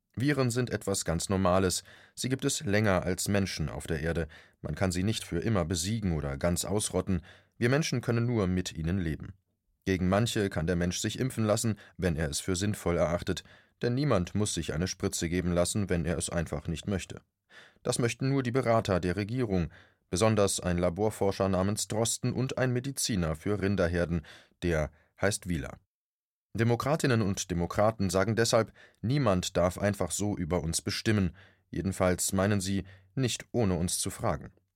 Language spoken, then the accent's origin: German; Germany; Bei uns in Deutschland